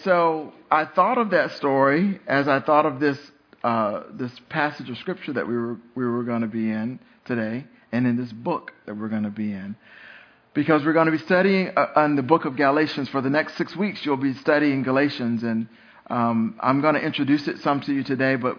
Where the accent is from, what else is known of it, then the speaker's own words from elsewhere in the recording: North Carolina, United States; I grew up here in North Carolina